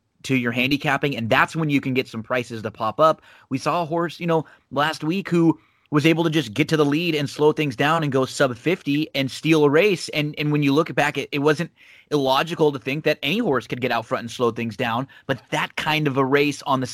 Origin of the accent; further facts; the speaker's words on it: Southern California, United States; growing up in Southern California